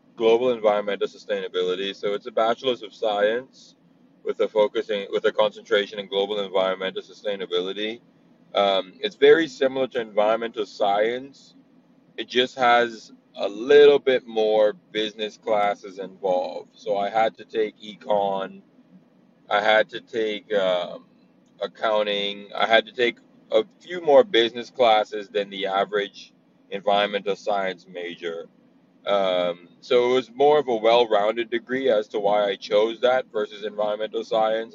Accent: Bahamas; moved away as an adult; also born or lived in New Jersey / Brooklyn, New York; now in Oklahoma, United States; I'm born and raised in the Bahamas. Um, I moved to America when I was 18

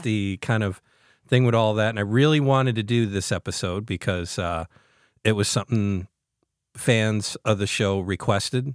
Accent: New York, United States; As a New Yorker, my whole entire life

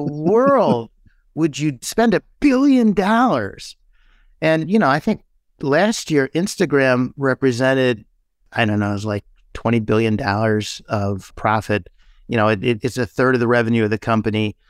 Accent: Midwest, United States; we're from the Midwest

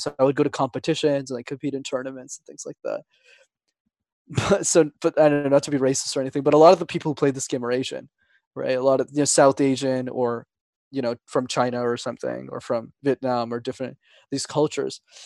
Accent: Montreal, Quebec, Canada; first language Tamil; English is a second language; I'm born and raised in Montreal. My parents are from Sri Lanka, though

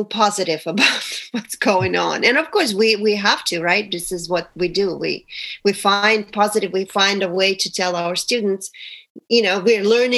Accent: Russia; moved away as an adult; now in United States; It's been 27 years since I moved from Russia

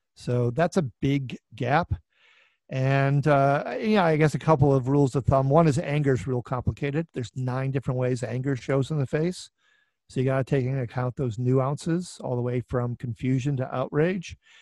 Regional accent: Minneapolis, Minnesota, United States; my hometown here of Minneapolis

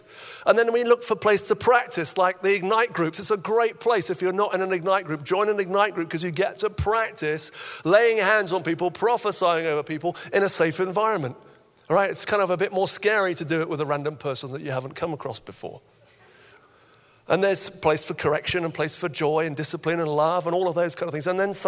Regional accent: Nigeria; When I was about 9, I had a friend growing up in Nigeria as a missionary kid

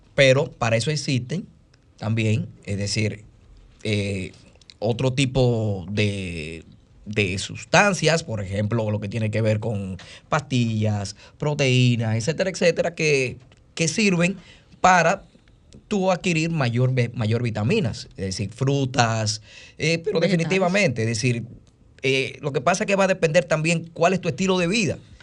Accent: Dominican Republic; nosotros lo que hacemos los dominicanos es comer

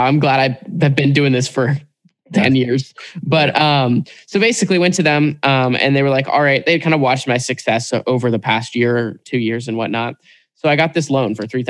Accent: Portland, Oregon, United States; growing up in Portland, Oregon, I'm like 5-10 minutes from Nike headquarters here.

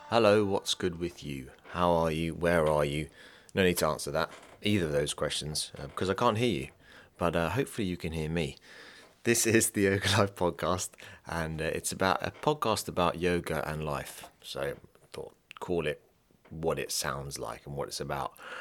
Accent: England, United Kingdom; I'm English as well

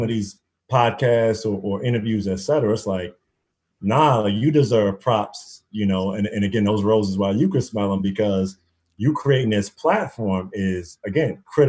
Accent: Prince George's County, Maryland, United States; also born or lived in Washington, D.C.; growing up in Prince George's County, you know, it's one of the blackest counties in the entire country

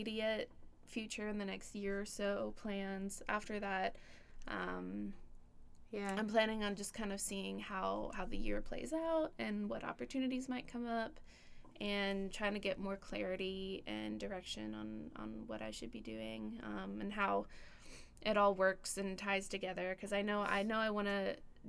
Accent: Cumming, Georgia, United States; my plan is to stay around home. I'm from Cumming, so it's not too far away.

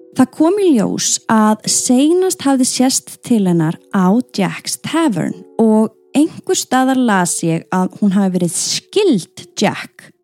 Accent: Iceland; við Íslendingar

